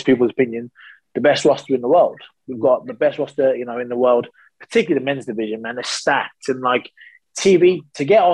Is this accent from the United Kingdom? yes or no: yes; United Kingdom; I'm a very proud Brit